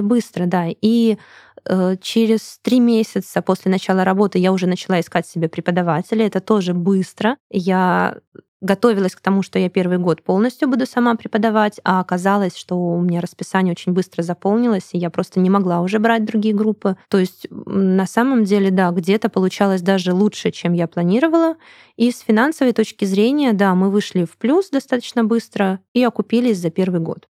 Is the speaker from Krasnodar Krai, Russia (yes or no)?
yes; Krasnodar, Krasnodar Krai, Russia; moved away as an adult; now in Saint Petersburg, Russia; Сама я из Краснодара, переехала в Санкт-Петербург.